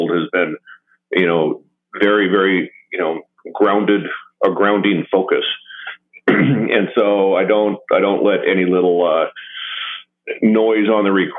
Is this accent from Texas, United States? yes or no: no; Western Washington, United States; I grew up on a fairly remote ranch in Western Washington